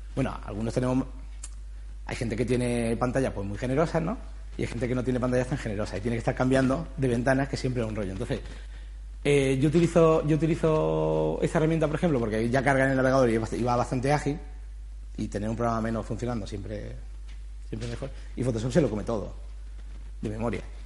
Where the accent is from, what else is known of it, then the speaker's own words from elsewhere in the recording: Granada, Andalusia, Spain; yo soy de Granada, hice Bella Arte allí